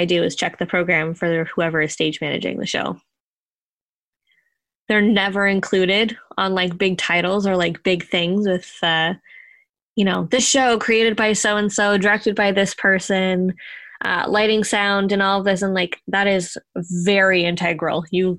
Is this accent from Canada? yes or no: yes; Ontario, Canada; Oh, thanks. Technically, I'm from Ontario, so...